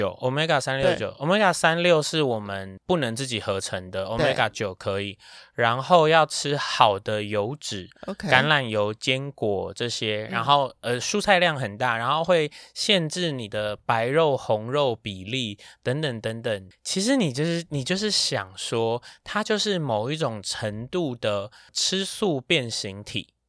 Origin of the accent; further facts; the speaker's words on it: Taiwan; 毕竟我就是台湾人。